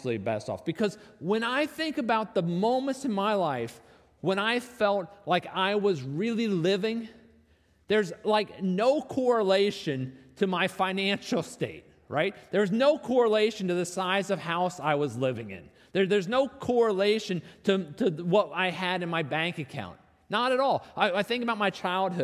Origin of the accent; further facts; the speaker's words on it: North Arlington, United States; I grew up in North Arlington